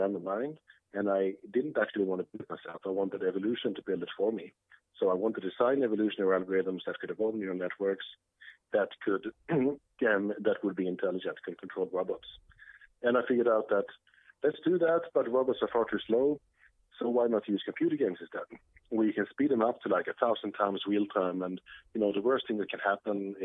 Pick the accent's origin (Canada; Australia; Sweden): Sweden; English is a second language; moved away as an adult; also born or lived in Lund, Sweden; now in New York, United States; I'm from Sweden, grew up in Sweden